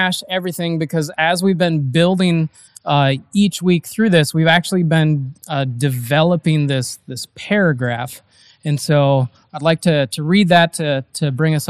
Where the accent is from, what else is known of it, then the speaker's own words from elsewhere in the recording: Eau Claire, Wisconsin, United States; I grew up in the Eau Claire, Wisconsin area